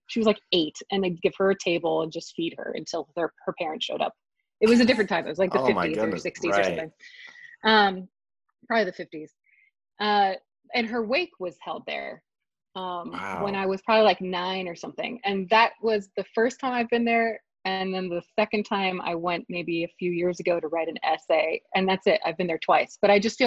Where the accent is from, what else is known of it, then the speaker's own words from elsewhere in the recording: Southern California, United States; also born or lived in Long Beach; growing up in Southern California